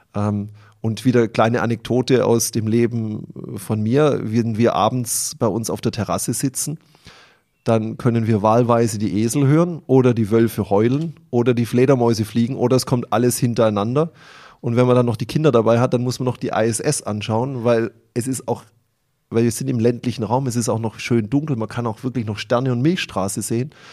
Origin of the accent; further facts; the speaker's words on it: Bad Mergentheim, Baden-Württemberg, Germany; wir haben auch noch ein eigenes Bier in unserer Stadt